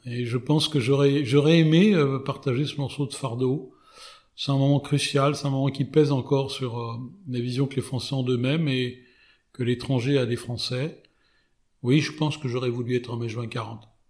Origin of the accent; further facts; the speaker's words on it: France; en tant que Français